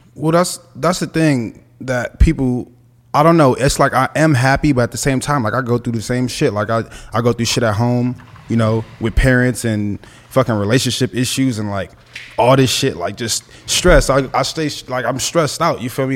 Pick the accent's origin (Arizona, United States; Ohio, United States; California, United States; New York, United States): California, United States; Los Angeles; grew up with my grandma, we were on the east side, and the east side is, like, Central and forty-third.